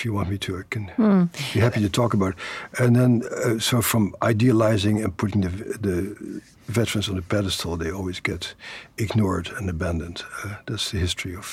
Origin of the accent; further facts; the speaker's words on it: Netherlands; moved away; the uncles and my father who I grew up with in the Netherlands after the Second World War